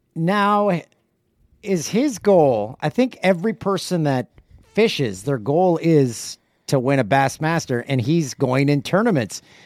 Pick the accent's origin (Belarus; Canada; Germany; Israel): Canada; I grew up in Canada